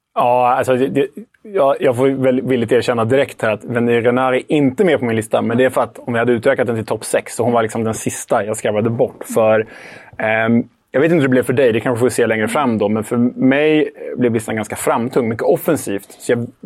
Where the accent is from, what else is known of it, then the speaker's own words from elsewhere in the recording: Sweden; som svensk